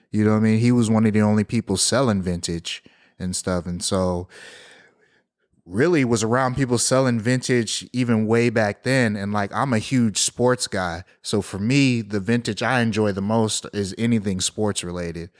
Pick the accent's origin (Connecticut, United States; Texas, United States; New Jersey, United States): Texas, United States; Houston; growing up in Southwest Houston